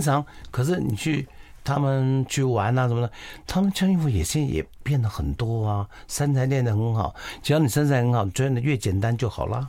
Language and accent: Chinese; Taiwan; 我们台湾好像刺青很有名的